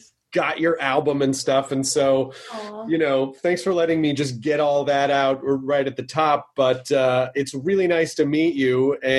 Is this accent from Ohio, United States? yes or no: no; Tennessee, United States; also born or lived in Kentucky; I was born in Kentucky. I grew up in Tennessee.